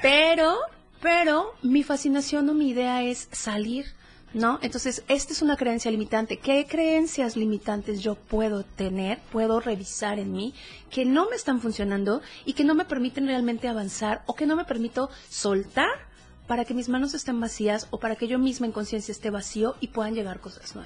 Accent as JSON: {"language": "Spanish", "region": "Chiapas", "country": "Mexico", "moved": "yes", "lives_now": "Oaxaca, Mexico", "said": "yo soy chiapaneca, soy coneja. Eh, vivo actualmente en el estado de Oaxaca"}